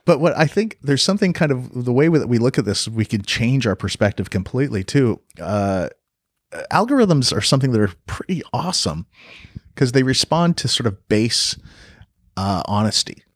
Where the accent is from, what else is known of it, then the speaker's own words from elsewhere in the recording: Canada; also born or lived in Los Angeles, United States / North Carolina, United States / Vancouver, Canada; I'm Canadian